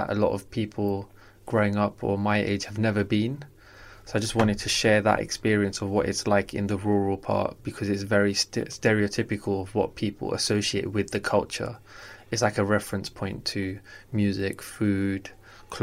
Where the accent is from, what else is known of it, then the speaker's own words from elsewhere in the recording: London, United Kingdom; I grew up in South London.